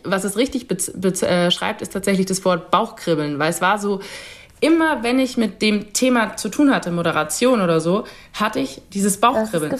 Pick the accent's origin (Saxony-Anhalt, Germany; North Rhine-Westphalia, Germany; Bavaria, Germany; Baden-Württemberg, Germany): Bavaria, Germany; Nuremberg; diese Beziehung zu Nürnberg, weil es meine Heimatstadt ist